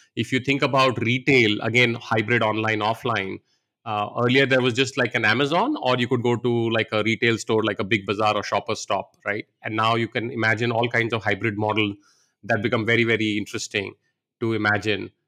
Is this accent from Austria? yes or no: no; India; moved away as an adult; also born or lived in Varanasi, India / United States; I grew up here in India